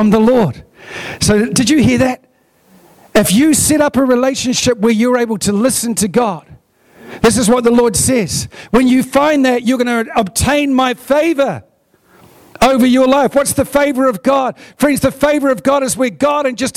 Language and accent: English; Hunterville, Manawatū-Whanganui, New Zealand; We come from Dargaville and Hunterville. We're small town, country people